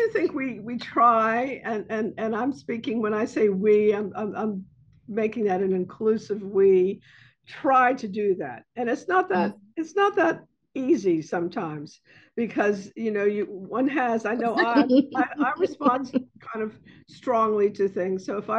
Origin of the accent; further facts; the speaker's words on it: Bronx, New York, United States; But, you know, when people ask me where I'm from, I say I'm from the South Bronx.